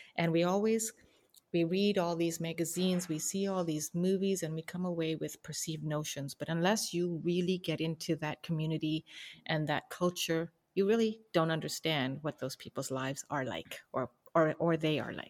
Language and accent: English; Canada; we grew up in Canada with all these opportunities